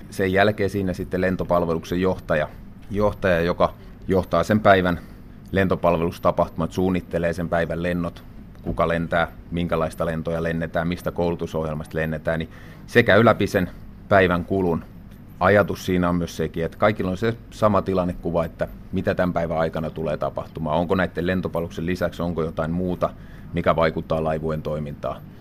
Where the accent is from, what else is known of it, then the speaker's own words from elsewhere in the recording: Vääksy, Päijänne Tavastia, Finland; No omassa elämässä se lähti siitä oikeastaan, että asuttiin vielä, vielä tota perheenä lapsena, asuttiin Vääksyssä